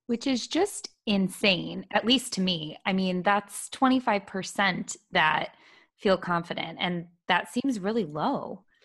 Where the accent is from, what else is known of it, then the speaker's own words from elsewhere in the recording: Toledo, Ohio, United States; moved away as an adult; now in Charlottesville, United States; I'm from Toledo, Ohio, where I was born and raised, and I spent my entire life there until just last week